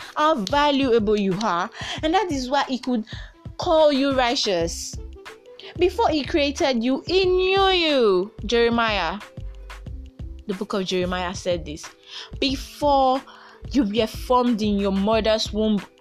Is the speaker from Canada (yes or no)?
no; Nigeria; I am a proud Nigerian